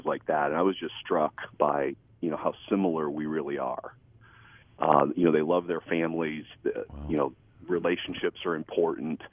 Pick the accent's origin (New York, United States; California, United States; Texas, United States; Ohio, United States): Ohio, United States; Holmes County; we grew up in Holmes County, Ohio. So it's like Northeast Ohio, Amish country. It's where we're both from, and we love this area